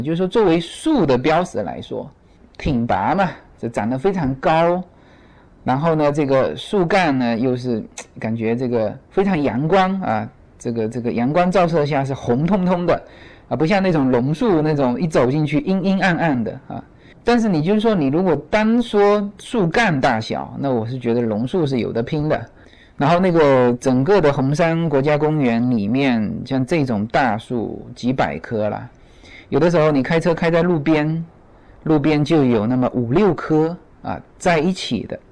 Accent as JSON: {"language": "Chinese", "region": "Fujian", "country": "China", "moved": "yes", "lives_now": "Los Angeles, United States", "said": "这种景致在我们福建到处都是"}